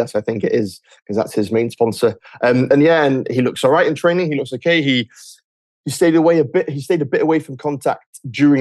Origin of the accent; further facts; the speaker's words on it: Wales, United Kingdom; now in Paris, France; as a Welshman